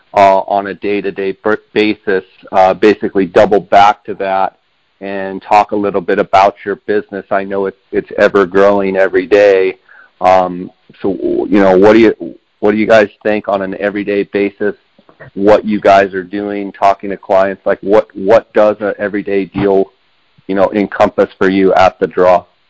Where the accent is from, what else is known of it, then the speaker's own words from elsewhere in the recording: Arizona, United States; the state of Arizona, my home state.